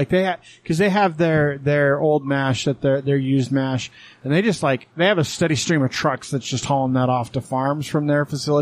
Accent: Texas, United States; moved away; I was born in Texas at Methodist Hospital.

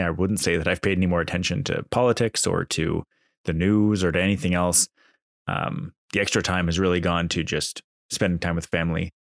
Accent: Canada; as a Canadian

